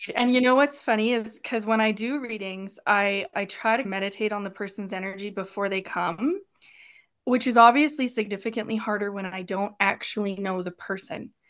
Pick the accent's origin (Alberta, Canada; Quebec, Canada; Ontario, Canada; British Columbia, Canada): Alberta, Canada; Turner Valley; born and raised in Turner Valley